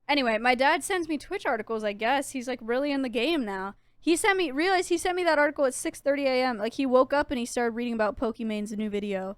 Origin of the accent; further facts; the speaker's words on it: California, United States; now in Texas, United States; I'm from California